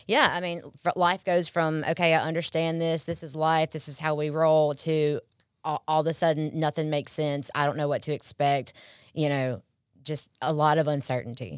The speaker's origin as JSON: {"language": "English", "town": "Pearl", "region": "Mississippi", "country": "United States", "tie": "born or raised there", "also_born_or_lived": "Columbus", "said": "I'm born and raised in Pearl, um, most of my life"}